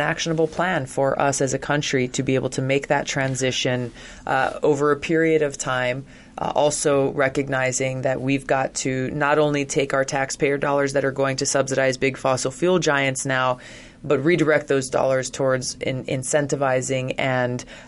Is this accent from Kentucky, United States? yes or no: no; Hawaii, United States; I come from Hawaii